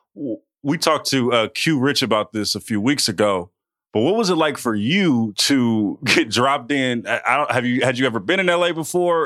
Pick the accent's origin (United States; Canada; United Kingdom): United States; California; I'm from California